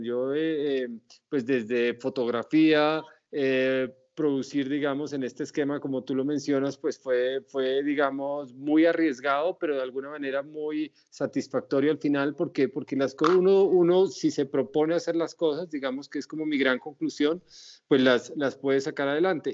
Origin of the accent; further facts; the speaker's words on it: Pasto, Nariño, Colombia; en mi tierra, porque como sabes yo soy pastuso